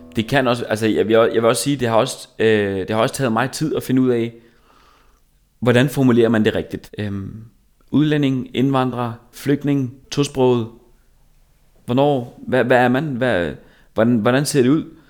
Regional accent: Korsør, Zealand, Denmark; jeg er fra Korsør

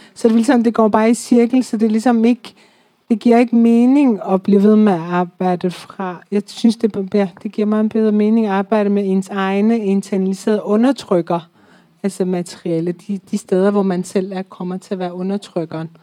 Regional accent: Iran; now in Denmark; Jeg er født og, født og vokset op i Iran

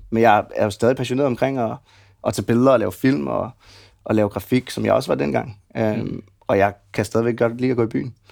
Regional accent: Gentofte, Capital Region of Denmark, Denmark; Jeg er opvokset ude i Gentofte.

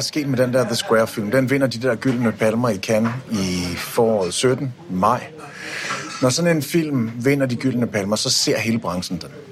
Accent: Denmark; jeg er fra Danmark

